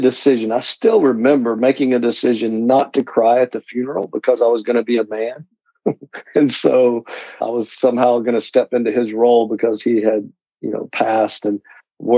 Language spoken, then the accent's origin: English; Knoxville, Tennessee, United States; I grew up in Tennessee, and so I'm from the Knoxville area